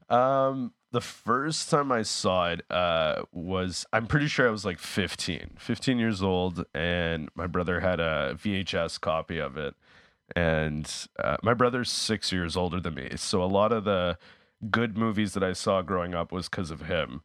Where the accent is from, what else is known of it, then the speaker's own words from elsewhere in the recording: Winnipeg, Manitoba, Canada; now in Toronto, Canada; I'm originally from Winnipeg, and I'm, uh, I was living, I'm living in Toronto